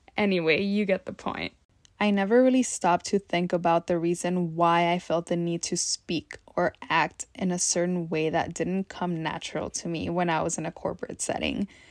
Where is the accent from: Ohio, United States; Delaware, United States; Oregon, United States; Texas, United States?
Texas, United States; English is a second language; also born or lived in Mexico / Austin, Texas / New York City; When I was little, I moved back and forth between Mexico and Texas quite a few times. So, when I finally decided to move back to Texas permanently, I was nine years old